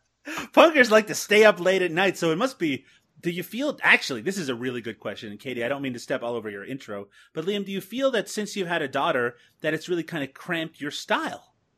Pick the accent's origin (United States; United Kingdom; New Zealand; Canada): Canada; Canadians like myself have a reputation for wearing a lot of denim